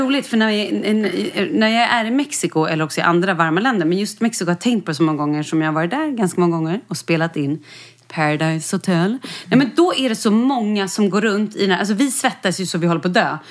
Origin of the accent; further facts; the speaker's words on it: Skåne, Sweden; Jag är uppvuxen i Skåne